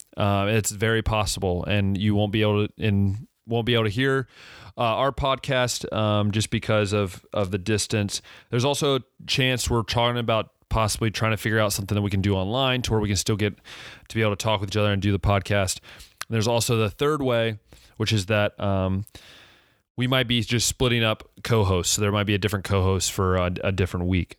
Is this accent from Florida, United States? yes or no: no; Ohio, United States; also born or lived in West Liberty, Ohio / Cedarville, Ohio; I grew up in Ohio